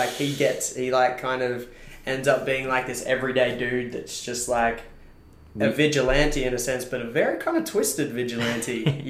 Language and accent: English; Sydney, New South Wales, Australia; I grew up in Sydney, and it's weird looking back, you know, 20 years, like let's say like 23 years ago. I remember I used to go from a place called Chatswood, right?